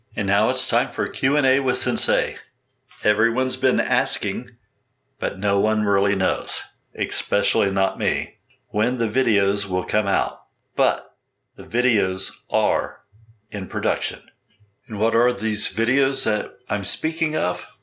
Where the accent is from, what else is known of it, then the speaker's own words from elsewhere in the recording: Columbus, Ohio, United States; my hometown, Columbus, Ohio